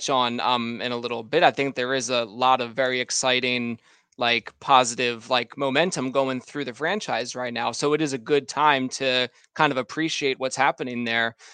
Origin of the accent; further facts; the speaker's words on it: outside of Philadelphia, Pennsylvania, United States; I grew up outside of Philadelphia